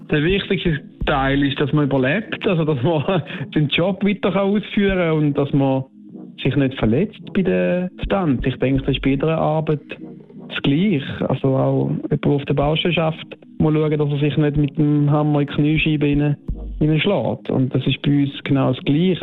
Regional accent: Switzerland; bei uns in der Schweiz ist das äh, eine Familie, eine Stammfamilie, wo wir kennen uns alle

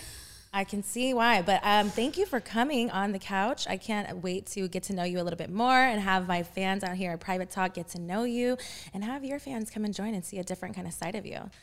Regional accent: Texas, United States; moved away as an adult; now in Los Angeles, United States; I'm from Texas

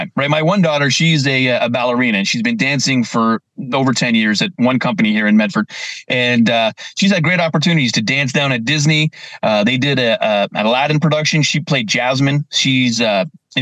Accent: Burlington, Ontario, Canada; I grew up just outside Toronto, right? In Burlington, Ontario

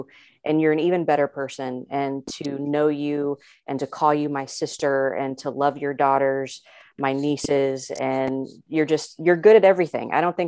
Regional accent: Indiana, United States; I'm from Indiana.

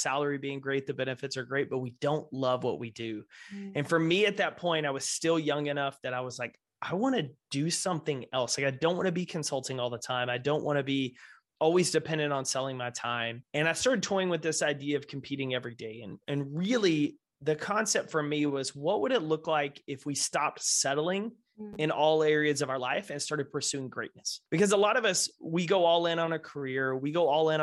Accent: Texas, United States; Grew up, born and raised in Texas

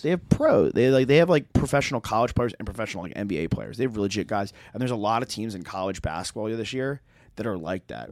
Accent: New York, United States; moved away; I'm from New York

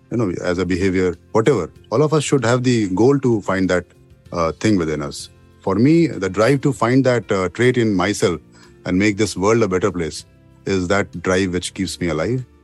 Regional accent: Bihar, India; also born or lived in Jharkhand; I was born in Chhapra, uh, you know, in Bihar, where I never went till I was 25 years of age. Then, due to my father's frequent postings to different small towns in Bihar, Jharkhand

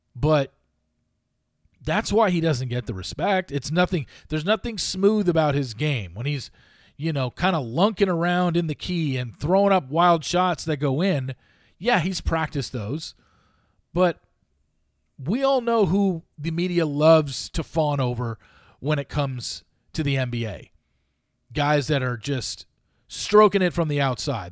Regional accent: Southern California, United States; Growing up in Southern California, obviously, I was close to U S C and U C L

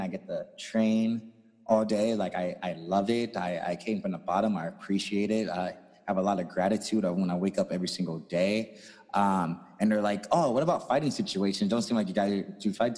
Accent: St. Louis, Missouri, United States; I'm also from St. Louis, Missouri.

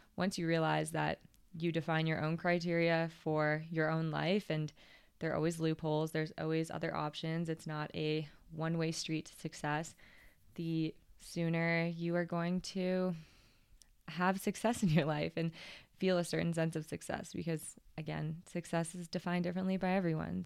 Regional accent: Canada; as a Canadian racer, get to represent Canada

